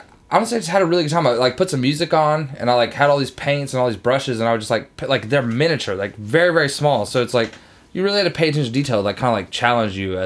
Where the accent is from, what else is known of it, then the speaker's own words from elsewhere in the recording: Wilmington, North Carolina, United States; I'm from Wilmington, North Carolina